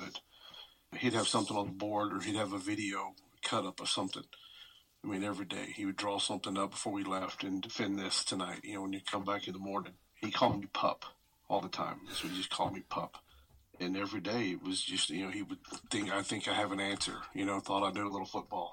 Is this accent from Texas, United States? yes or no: yes; Houston, Texas, United States; I grew up in Spring Branch, in the Houston area